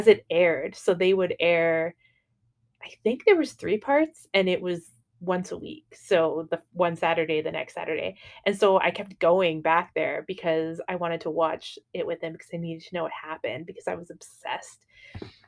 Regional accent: Canada; also born or lived in Dublin, Ireland; I was baptized in Dublin, and then I was raised in Canada.

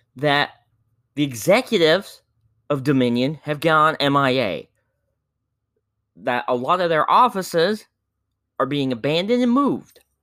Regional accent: Indiana, United States; my home state of Indiana

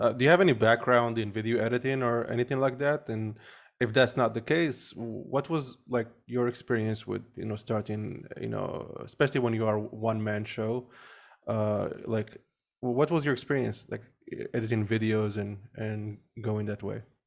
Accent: Morocco; I grew up in Morocco

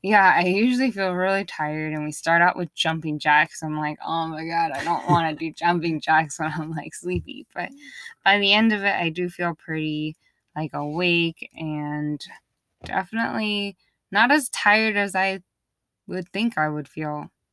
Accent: East Coast, United States; moved away; Growing up in the East Coast

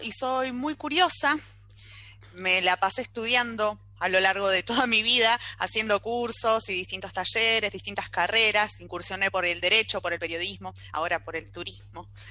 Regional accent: Rosario, Santa Fe, Argentina; soy de Rosario, Santa Fe

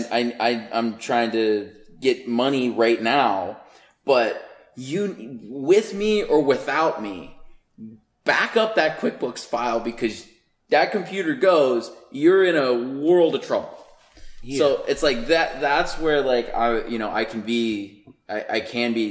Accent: Pittsburgh, Pennsylvania, United States; moved away; born and raised in Pittsburgh, Pennsylvania

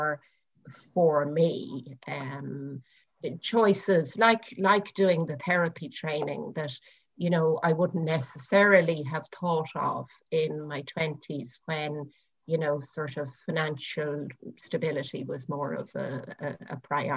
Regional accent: Dublin, Leinster, Ireland; moved away as an adult; now in Naas, Ireland; I am currently living in Naas in County Kildare, but I grew up on the north side of Dublin, in Raheny and Clontarf.

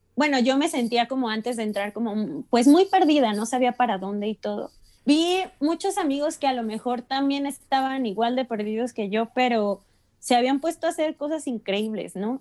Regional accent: Mexico; como mexicano

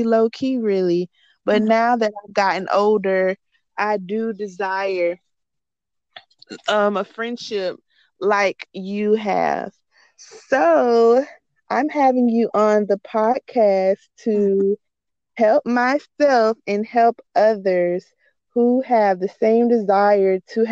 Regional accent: North Florida, United States; moved away as an adult; also born or lived in Jacksonville, Florida; now in Central Florida, United States; I am from North Florida, but my husband and I decided to move to Central Florida

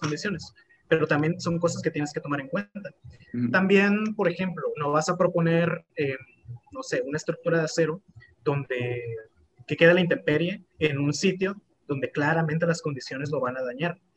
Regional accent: Tlalmanalco, State of Mexico, Mexico; de Tlalmanalco

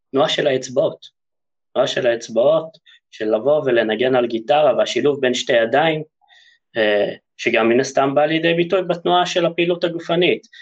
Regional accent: Haifa, Haifa District, Israel; also born or lived in Germany; נולדתי בגרמניה, חלק משליחות שההורים שלי היו שם, ואחרי שנה הגעתי לארץ, לחיפה

